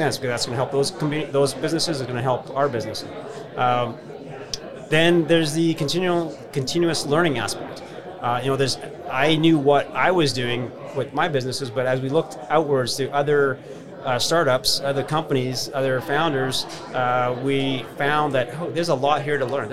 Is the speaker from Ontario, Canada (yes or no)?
no; Regina, Saskatchewan, Canada; the whole time I was growing up in Regina